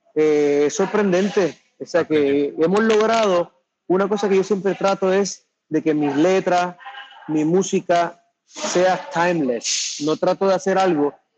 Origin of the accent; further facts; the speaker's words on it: Puerto Rico; cuando yo hablo de mi tierra